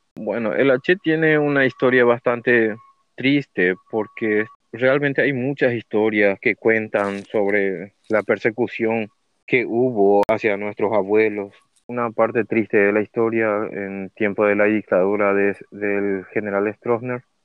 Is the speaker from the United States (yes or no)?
no; Paraguay; soy de Paraguay